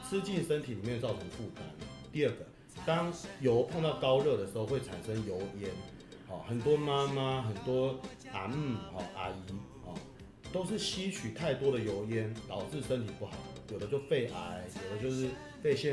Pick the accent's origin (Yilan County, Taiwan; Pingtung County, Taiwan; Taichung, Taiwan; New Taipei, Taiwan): Yilan County, Taiwan; 那当然家里因为我们是宜兰人，我们宜兰人有几个呃特别很道地宜兰人。